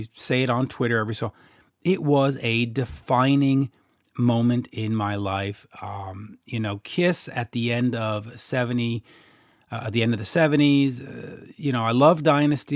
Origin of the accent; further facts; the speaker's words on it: Canada; accent: Canadian; in my Canadian accent